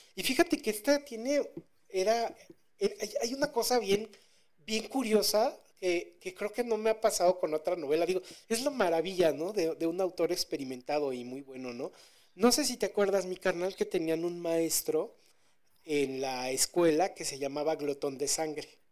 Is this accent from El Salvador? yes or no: no; Mexico